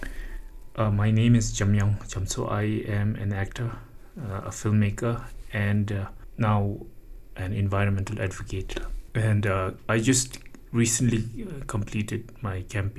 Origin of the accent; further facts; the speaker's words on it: Pemagatshel, Bhutan; from the fourth grade onwards, I grew up in Pemagatsal